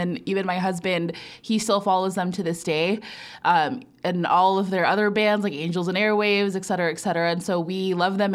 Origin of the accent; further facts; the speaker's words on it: National City, California, United States; moved away as an adult; also born or lived in New York / Boston; now in Nebraska, United States; I was born and raised in San Diego. You know, there's cities within cities in San Diego, so I was born in National City.